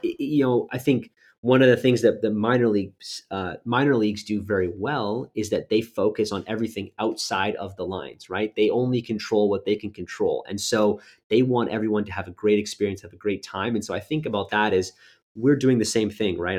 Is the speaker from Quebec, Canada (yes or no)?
no; Winnipeg, Manitoba, Canada; moved away as an adult; also born or lived in Halifax, Nova Scotia; originally born and raised in Winnipeg, Manitoba